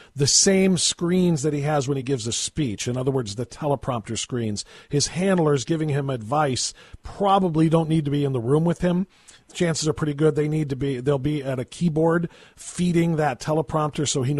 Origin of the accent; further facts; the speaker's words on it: United States; as an American citizen